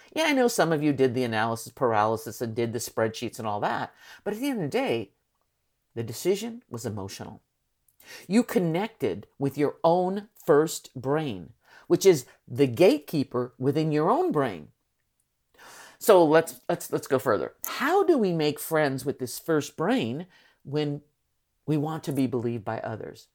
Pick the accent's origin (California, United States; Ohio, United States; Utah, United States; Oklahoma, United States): California, United States; San Francisco; I am from San Francisco